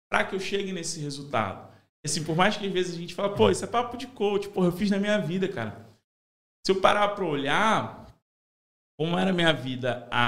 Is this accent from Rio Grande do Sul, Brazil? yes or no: no; Madureira, Rio de Janeiro, Brazil; eu sou de Madureira